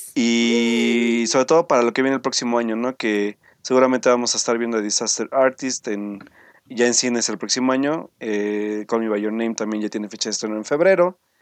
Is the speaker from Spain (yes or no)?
no; Mexico